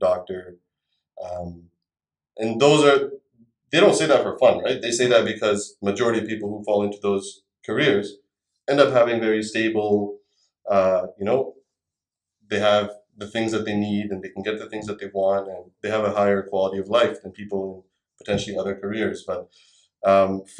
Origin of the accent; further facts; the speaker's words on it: Canada; also born or lived in India; I moved to Canada from India when I was 7 years old